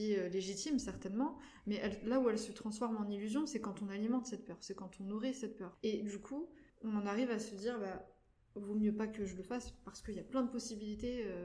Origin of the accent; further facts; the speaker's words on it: France; also born or lived in North Macedonia; moi, je suis arrivée en, France à 3 ans, puisque je suis née en Macédoine, donc en ex-Yougoslavie.